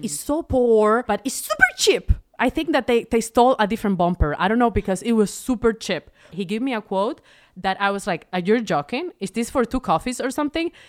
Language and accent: English; Venezuela; moved away; I'm from Venezuela.